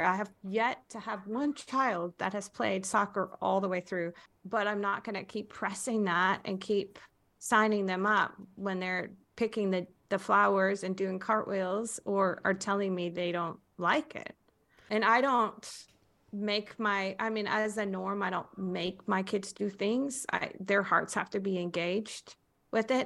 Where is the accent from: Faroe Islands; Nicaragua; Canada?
Faroe Islands; now in United States; I was born in the Faroe Islands.